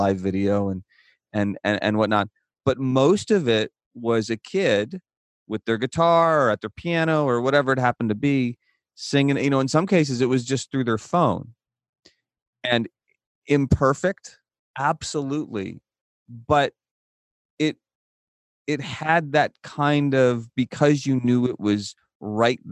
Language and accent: English; Midwest, United States; moved away as an adult; now in Tucson, United States; when I grew up in the Midwest